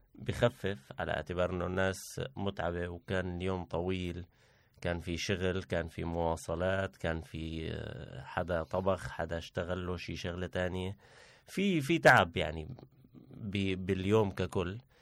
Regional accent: Syria; now in Turkey; معروفة عنا كسوريين

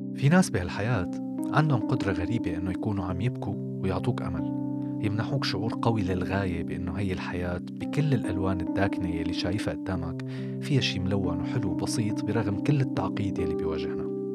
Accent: Syria; moved away; نحن كسوريين

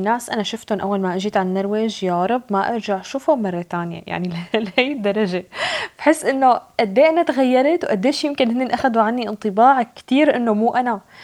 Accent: Syria; now in Norway; أنا سورية

